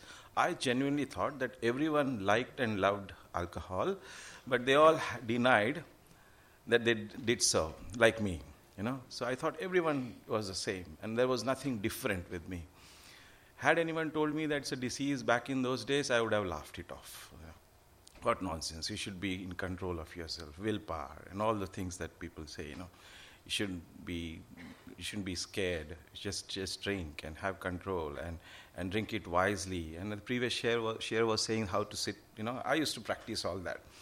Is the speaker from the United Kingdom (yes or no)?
no; Mumbai, Maharashtra, India; moved away as an adult; also born or lived in Goa, India; now in Melbourne, Australia; I grew up in India, Mumbai, in a very poor to middle class family.